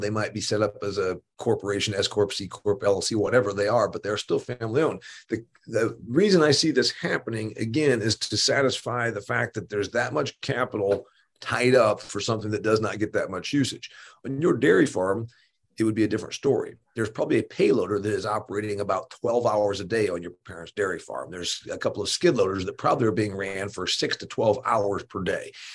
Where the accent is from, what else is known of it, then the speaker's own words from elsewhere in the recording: Indiana, United States; my home state of Indiana